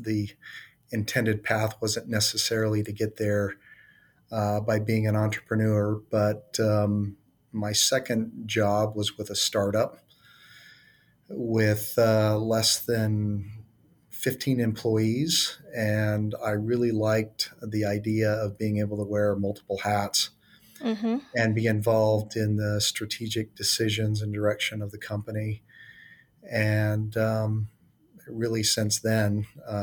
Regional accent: Idaho, United States; moved away; also born or lived in Michigan / Utah; originally I was born in Michigan, raised in Idaho, graduated from Brigham Young University.

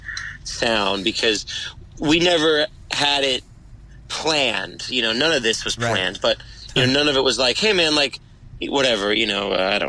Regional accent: New York City, New York, United States; I was born in Brooklyn, New York, so my family's always been in New York

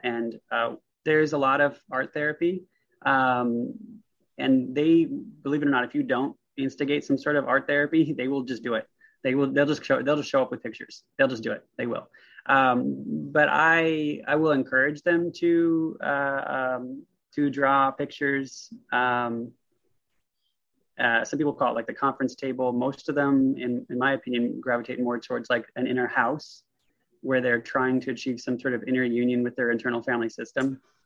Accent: the Northwest, Pacific Northwest, United States; born or raised there; also born or lived in Vancouver, Washington

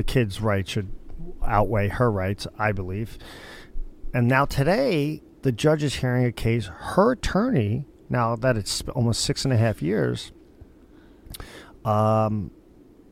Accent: Northeast, United States; I grew up in the Northeast

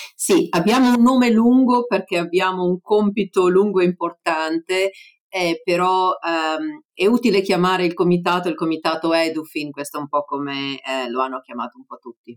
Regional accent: Italy; moved away as an adult; now in United States

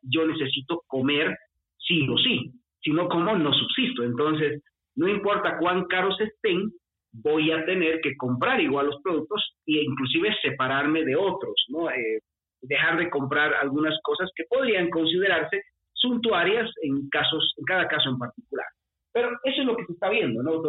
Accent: Bolivia; Tú y yo somos de, de Bolivia, somos de la misma ciudad

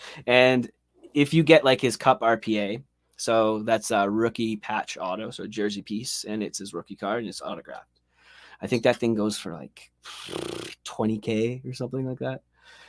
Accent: Saint John, New Brunswick, Canada; Yeah, we're from St. John, New Brunswick.

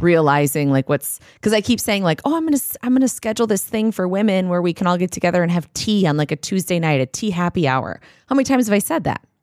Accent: Minnesota, United States; we're from Minnesota

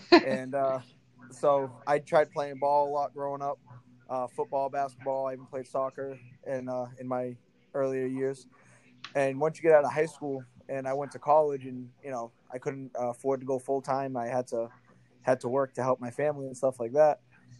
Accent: New Bedford, Massachusetts, United States; I live in New Bedford, Massachusetts. It's about an hour south of Boston.

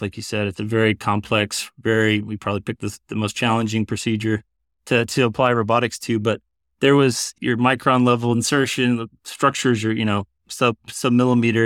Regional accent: South Texas, United States; moved away as an adult; also born or lived in San Antonio, Texas / Iowa City, Iowa; now in Iowa, United States; I grew up in South Texas

